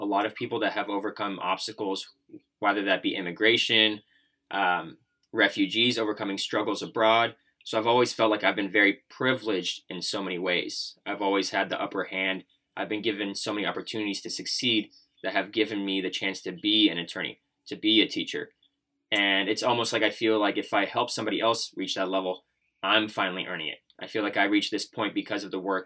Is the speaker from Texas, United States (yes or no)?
yes; Texas, United States; also born or lived in Iran; I came from Iran to the United States at the age of 5, and ever since I've lived in Texas